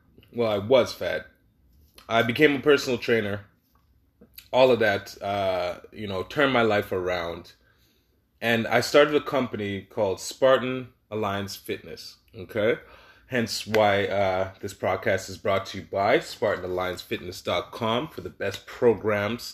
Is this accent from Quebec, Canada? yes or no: no; Toronto, Ontario, Canada; moved away as an adult; also born or lived in Caribbean (family); now in Regina, Canada; I'm from Toronto, you know, born and raised Toronto, Canada.